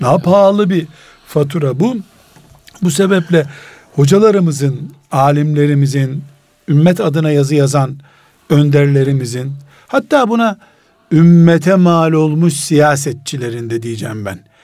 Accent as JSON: {"language": "Turkish", "region": "Istanbul", "country": "Turkey", "said": "İstanbul'dan dedim"}